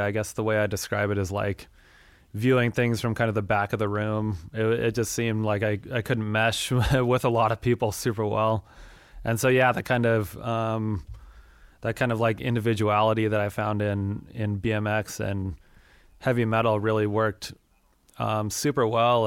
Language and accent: English; Wyoming, United States; moved away; also born or lived in Denver, Colorado / Minneapolis, Minnesota; I grew up in Wyoming and have kinda moved around over the years